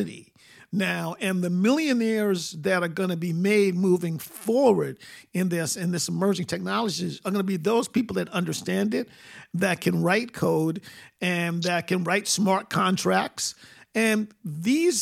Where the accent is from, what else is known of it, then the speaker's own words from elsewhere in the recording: New York City, New York, United States; moved away; where I grew up in Queens